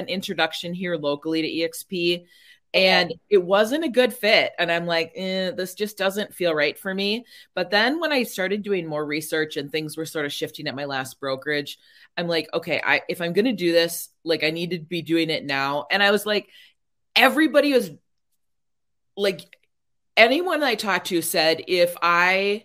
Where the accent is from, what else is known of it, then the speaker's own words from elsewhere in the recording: Minnesota, United States; also born or lived in Florida; I'm from Minnesota. The big joke is like everyone in Minnesota always comes back. So I'm like, okay, at some point I'm going to move home